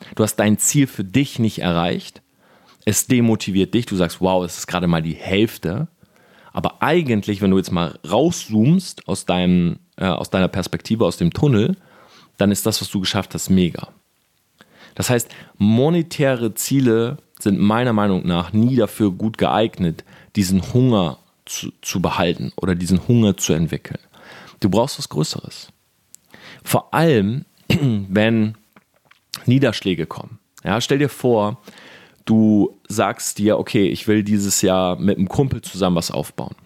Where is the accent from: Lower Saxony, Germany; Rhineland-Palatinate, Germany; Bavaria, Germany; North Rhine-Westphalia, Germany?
Lower Saxony, Germany; Delmhorst; ich komme aus Delmhorst, das ist eine kleine Stadt, 80.000 Einwohner. Und bei uns gibt es sowas nicht